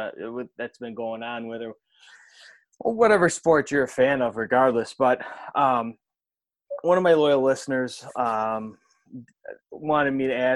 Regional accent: Clarence, New York, United States; moved away as an adult; now in Rochester, United States; I grew up, I'm from outside, I'm from Clarence originally, actually, before I moved out here to Rochester.

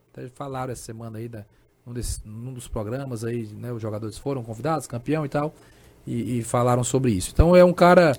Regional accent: Brazil; como brasileiro

